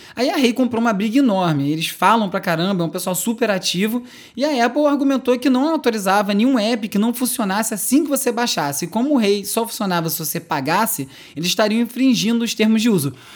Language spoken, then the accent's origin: Portuguese; São José dos Pinhais, Paraná, Brazil; eu sou de São José dos Pinhais, do Paraná